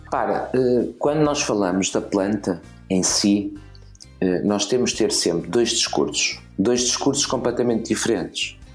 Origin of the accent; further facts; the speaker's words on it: Portugal; como português